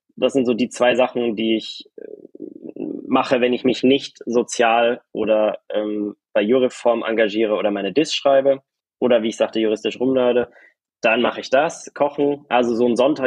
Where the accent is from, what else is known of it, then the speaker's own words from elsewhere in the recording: Germany; als Deutsche